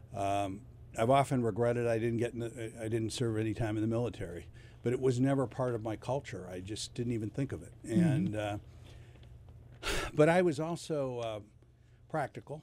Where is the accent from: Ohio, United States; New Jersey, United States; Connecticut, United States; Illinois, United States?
Ohio, United States; Cleveland; also born or lived in Parma, Ohio; I was born on West 77th, and I lived in the top of a double